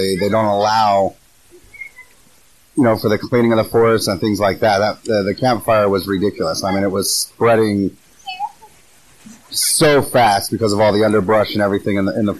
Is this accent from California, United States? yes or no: yes; California, United States; now in South Carolina, United States; And no, we've had no issues with anybody because we're from California.